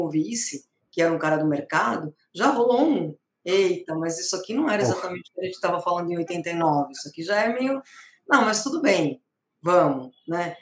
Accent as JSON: {"language": "Portuguese", "country": "Brazil", "moved": "yes", "said": "sou brasileira"}